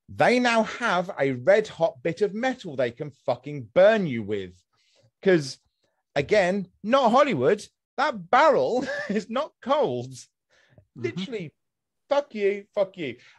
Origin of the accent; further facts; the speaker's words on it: United Kingdom; I'm British